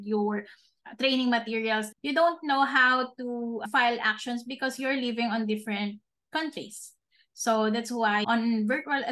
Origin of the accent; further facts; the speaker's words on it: Philippines; as a Filipino here in the Philippines